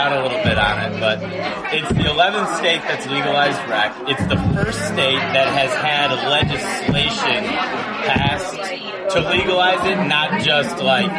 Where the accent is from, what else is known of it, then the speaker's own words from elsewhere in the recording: Illinois, United States; I am from Illinois